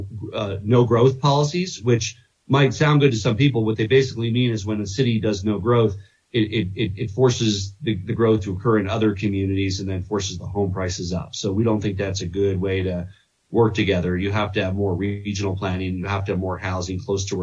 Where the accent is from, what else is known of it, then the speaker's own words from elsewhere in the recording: Boulder, Colorado, United States; my hometown, Boulder